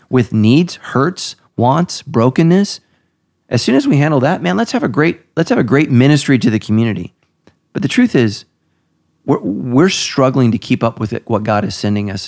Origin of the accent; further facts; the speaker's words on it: United States; I'm an American